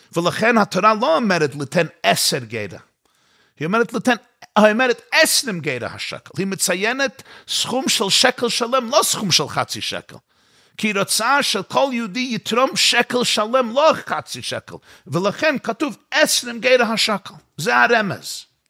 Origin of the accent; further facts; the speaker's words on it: New York City, New York, United States; אני גדלתי באותה שכונה בקרונהייטס וגרתי שמה